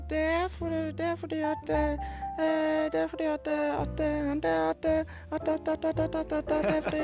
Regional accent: Vestland, Norway; Eh, fra Hauksjoseit, som ligger rett ved Leikong, som ligger rett ved Haugfjellet, som ligger rett ved Førde.

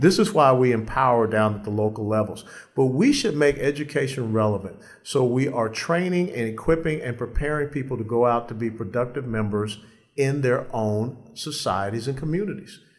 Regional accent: Atlanta, Georgia, United States; in Atlanta, my hometown

